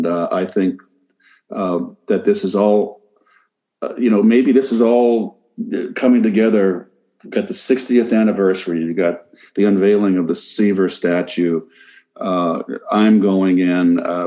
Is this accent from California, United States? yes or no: yes; Pacifica, California, United States; moved away as an adult; also born or lived in St. Louis / New York; a little old blue collar kid growing up in Northern California on a beach town called Pacifica, 17 miles south of Candlestick Park